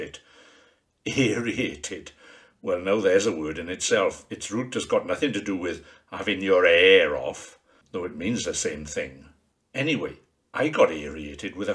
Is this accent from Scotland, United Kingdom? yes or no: no; the Rhondda, Wales, United Kingdom; When I was growing up in the Rhondda